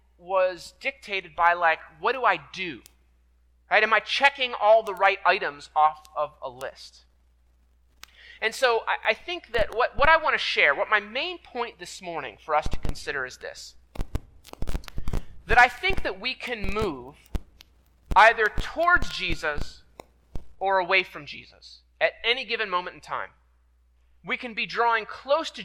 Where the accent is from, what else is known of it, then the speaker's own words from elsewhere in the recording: York, Pennsylvania, United States; moved away; I grew up in York, PA